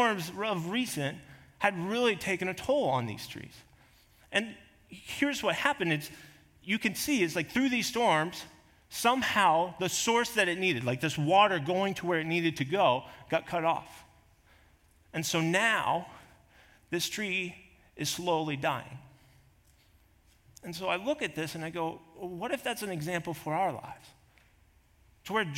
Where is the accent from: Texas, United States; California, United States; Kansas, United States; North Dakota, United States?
Kansas, United States; now in South Dakota, United States; I grew up in Kansas, there was always plenty of trees